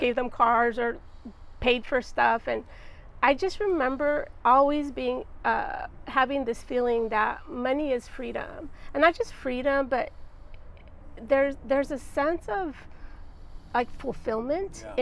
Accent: Santa Barbara, California, United States; also born or lived in Los Angeles; I was born and raised in Santa Barbara

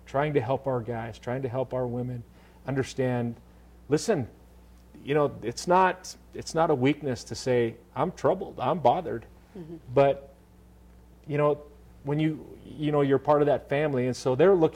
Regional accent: Montana, United States; I grew up in Montana

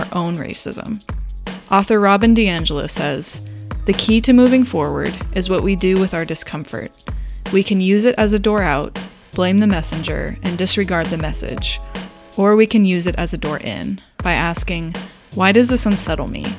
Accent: Los Angeles, California, United States; now in Brooklyn, United States; I was born and raised in Los Angeles, and I am white

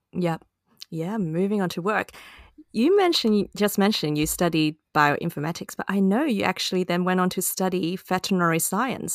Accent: Hong Kong; moved away; my childhood growing up. in Hong Kong

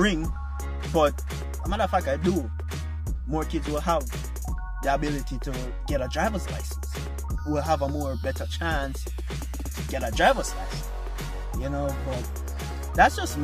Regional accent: Jamaica; moved away; I'm from Jamaica

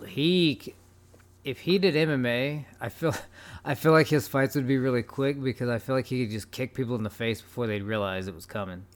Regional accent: United States; as an American, as an English person

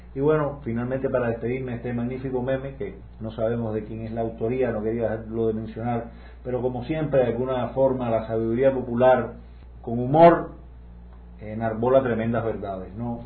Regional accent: Cuba; lo que en Cuba llamamos

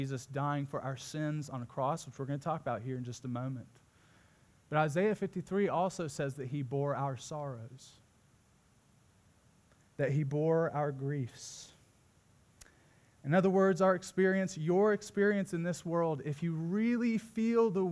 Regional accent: Midwest, United States; moved away; as a Midwesterner

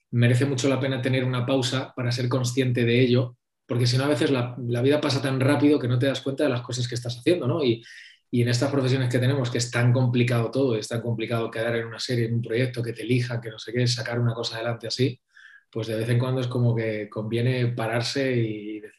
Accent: Madrid, Community of Madrid, Spain; soy de Madrid

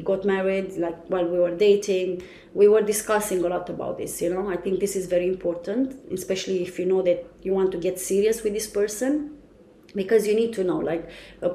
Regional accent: Romania; English is a second language; moved away as an adult; now in Dubai, United Arab Emirates; I'm from Romania.

